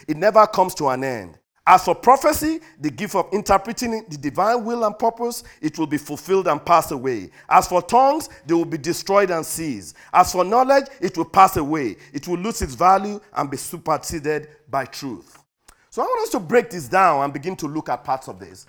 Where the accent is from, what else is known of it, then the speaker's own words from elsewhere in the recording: United States; we as American